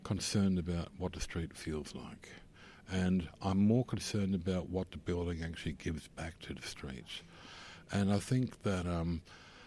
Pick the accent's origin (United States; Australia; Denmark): Australia; as an Australian